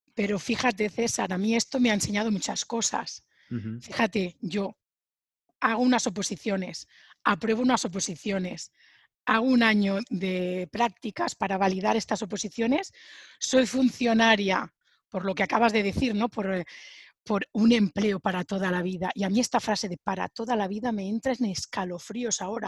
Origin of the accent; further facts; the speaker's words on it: Sabadell, Catalonia, Spain; moved away as an adult; now in France; yo soy de Sabadell, una ciudad de Barcelona